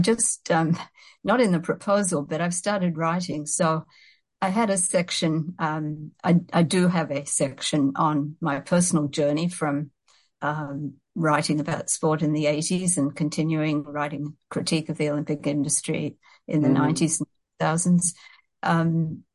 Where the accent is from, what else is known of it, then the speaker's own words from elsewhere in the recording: Sydney, New South Wales, Australia; moved away as an adult; now in Canada; I grew up in Sydney, Australia